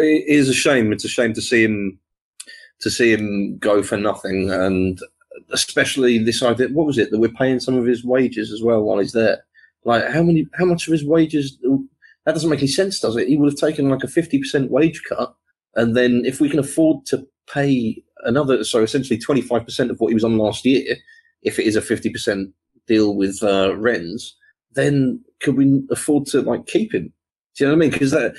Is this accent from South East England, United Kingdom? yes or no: yes; Ascot, South East England, United Kingdom; I'm originally from Ascot.